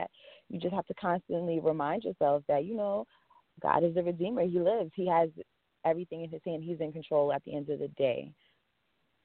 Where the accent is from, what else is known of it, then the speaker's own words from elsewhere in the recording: Long Island, New York, United States; I was born and raised in Long Island.